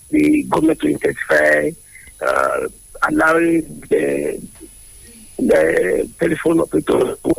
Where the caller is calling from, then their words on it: Abeokuta, Ogun State, Nigeria; I'm calling from the People's Parliament in Leme, um, in Abeokuta.